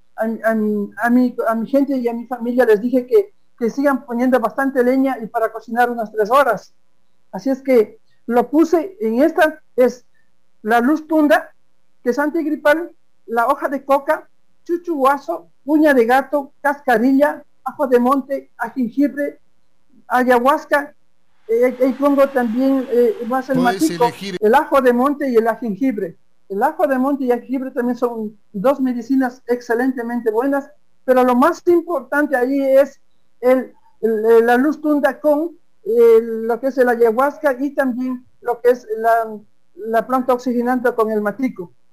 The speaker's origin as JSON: {"language": "Spanish", "region": "Napo", "country": "Ecuador", "said": "soy un quichua de Napo orgullosamente amazónico"}